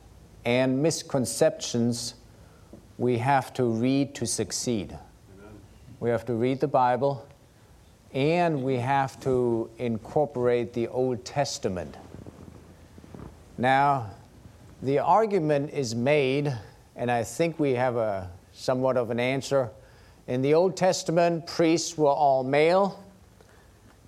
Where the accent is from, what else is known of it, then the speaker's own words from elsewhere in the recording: Germany; moved away; growing up in Germany as a Lutheran